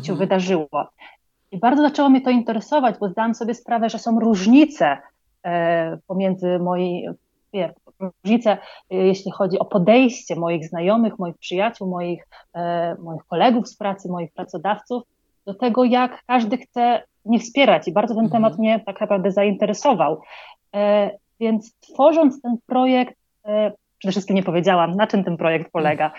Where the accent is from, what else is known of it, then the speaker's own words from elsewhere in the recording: Poland; moved away as an adult; also born or lived in London; now in Colombia; pochodzę z Polski, ale ostatnie 8 lat mieszkałam e, w Londynie